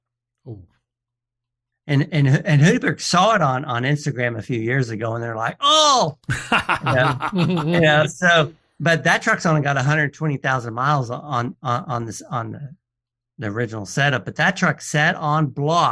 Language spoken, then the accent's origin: English; Atlanta, Georgia, United States; my hometown, out of Atlanta, Georgia